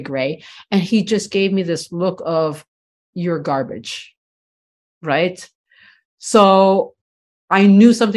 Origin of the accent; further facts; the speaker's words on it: Canada; I'm first generation, so I was born here in Canada